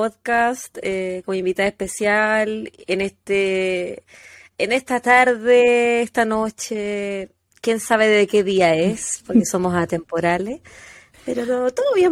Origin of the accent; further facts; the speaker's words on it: Chile; moved away; Y no solo desde Chile, sino desde cerca de mi pueblo natal.